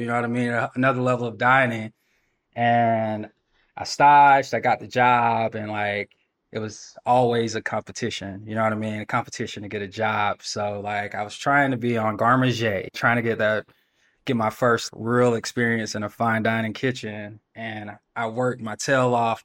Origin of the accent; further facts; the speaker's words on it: Athens, Georgia, United States; I'm from Athens, Georgia, Georgia native